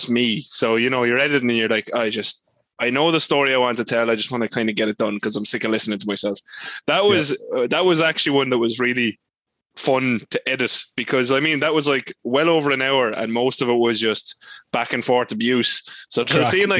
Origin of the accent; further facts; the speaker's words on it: Kilkenny, Leinster, Ireland; I'm from Kilkenny, which is also currently where I live again.